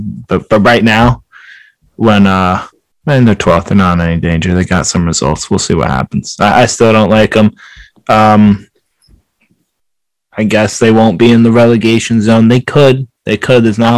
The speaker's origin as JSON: {"language": "English", "country": "United States", "said": "We're American"}